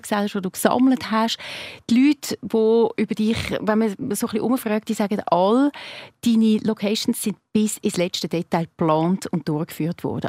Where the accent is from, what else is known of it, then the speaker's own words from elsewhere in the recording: Zurich, Switzerland; als Zürcherin